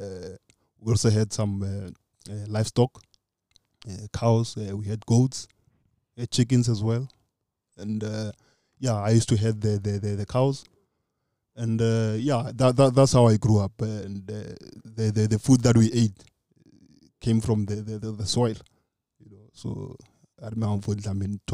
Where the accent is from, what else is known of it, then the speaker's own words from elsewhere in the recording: Khamathabata, a village about 45 km from Lubahome, Limpopo, South Africa; I was not born in Lubahome. I was born in Khamathabata. It's a village, it's about 45 k's from Lubahome.